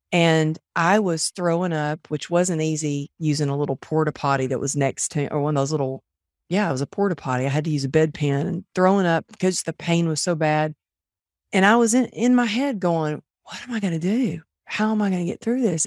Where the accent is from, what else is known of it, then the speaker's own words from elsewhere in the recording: Texas, United States; moved away; also born or lived in California; growing up in Texas